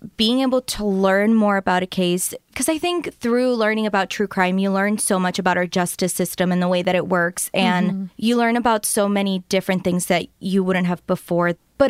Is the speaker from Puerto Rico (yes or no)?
yes; Puerto Rico; I was born and raised in Puerto Rico